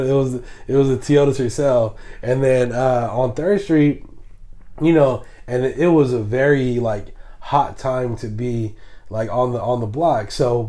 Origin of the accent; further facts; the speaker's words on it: the Bay Area, California, United States; we grew up in the Bay where it's super diverse.